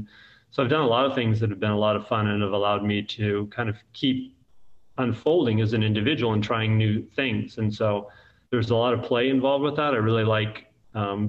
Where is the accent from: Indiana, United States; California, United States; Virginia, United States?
California, United States; Central Valley; also born or lived in Alabama; now in Mobile, United States; I grew up in California, but it's cold in the Central Valley